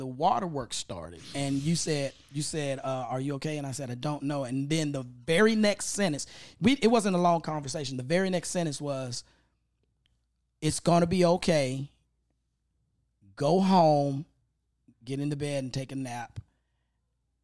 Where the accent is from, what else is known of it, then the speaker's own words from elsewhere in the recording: Memphis, Tennessee, United States; now in Los Angeles, United States; I grew up in Orange Mound